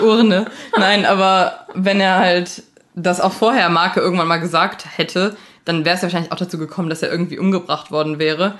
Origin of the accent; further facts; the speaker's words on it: Leichlingen, North Rhine-Westphalia, Germany; meine Heimatstadt ist Leichling